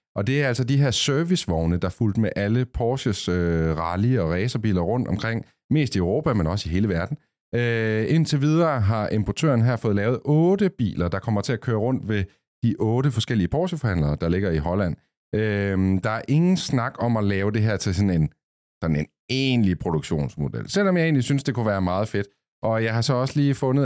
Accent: Copenhagen, Capital Region of Denmark, Denmark; nu er vi jo fra København

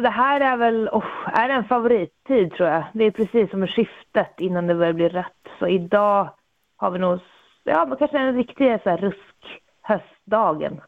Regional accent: Jokkmokk, Norrbotten County, Sweden; i Jokkmokk, eh, min hemby

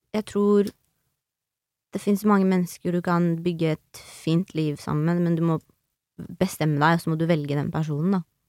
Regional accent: Nes, Norway; jeg er fra Nes

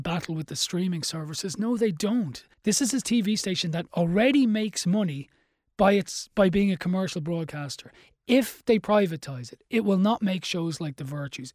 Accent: Dublin, Leinster, Ireland; Where I grew up in Dublin

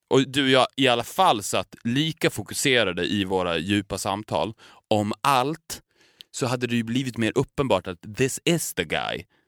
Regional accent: Borlänge, Dalarna County, Sweden; Borlänge där vi kommer ifrån

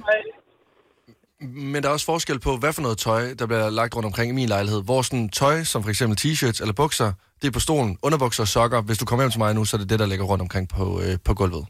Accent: Varde, Southern Denmark, Denmark; moved away; hjemme i Varde

